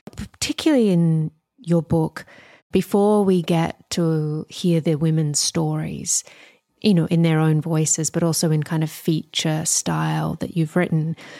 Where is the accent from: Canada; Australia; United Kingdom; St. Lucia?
Australia; moved away; as an Australian